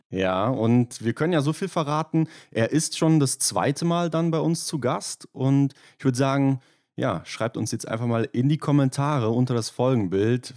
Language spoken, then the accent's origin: German; Rhineland, Germany; bei uns im Rheinland